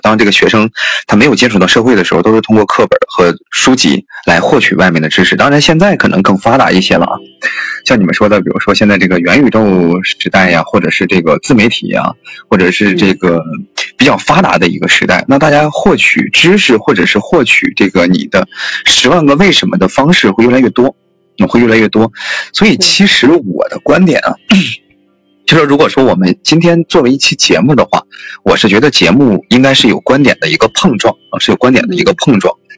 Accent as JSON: {"language": "Chinese", "region": "northern China", "country": "China", "said": "我是一个地地道道的这个北方人"}